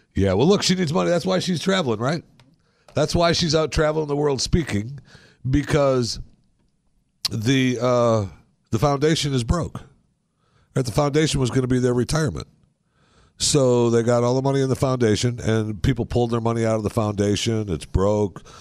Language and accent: English; Michigan, United States; moved away; when I was raised in Michigan